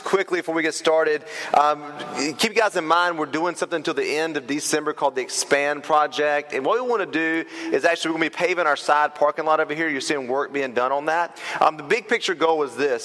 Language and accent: English; Turkey, North Carolina, United States; I grew up in Turkey, but my Turkey is North Carolina